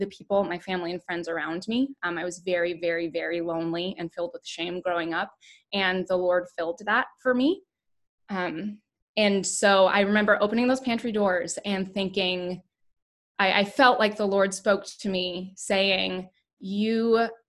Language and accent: English; the Bible Belt, United States; we were raised in the Bible Belt